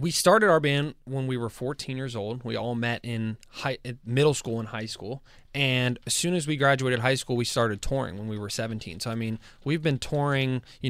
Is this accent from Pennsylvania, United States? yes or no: yes; Pittsburgh, Pennsylvania, United States; we're from Pittsburgh.